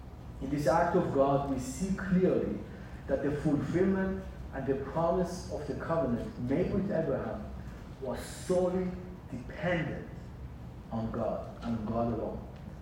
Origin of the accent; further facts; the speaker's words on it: Israel; born there; moved away; also born or lived in Iran / San Diego, United States; as I was born in Israel, lived in Iran, and in age of 16, ended up in San Diego. So by age of 16, I have already lived in three different countries.